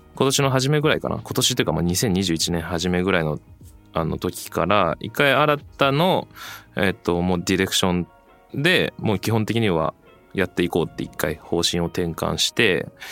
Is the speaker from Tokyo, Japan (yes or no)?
yes; Setagaya, Tokyo, Japan; 僕も東京なんですよ